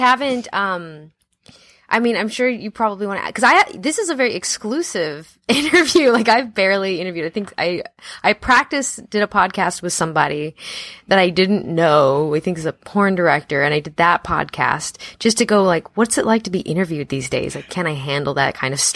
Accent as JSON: {"language": "English", "town": "Los Angeles", "region": "California", "country": "United States", "tie": "born or raised there", "said": "I grew up in Los Angeles, born and raised"}